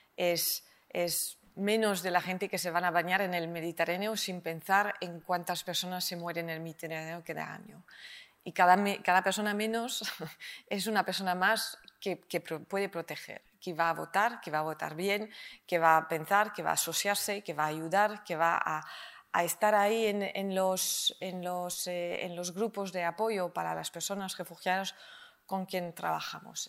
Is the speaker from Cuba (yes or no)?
no; France; Spanish is a second language; now in Spain; A mí como francesa me llamó la atención cuando llegué y ahora lo conozco de corazón, mi DNI español